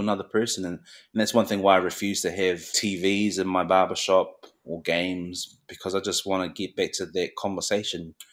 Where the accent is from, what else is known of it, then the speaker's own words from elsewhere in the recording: Christchurch, Canterbury, New Zealand; also born or lived in Mangere, South Auckland; growing up in Christchurch, predominantly, it's predominantly Pakeha